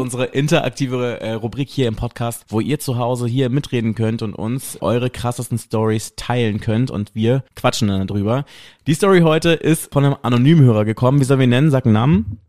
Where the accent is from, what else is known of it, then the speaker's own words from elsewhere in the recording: West Germany, Germany; moved away; ich bin halt so ein richtiger Wessi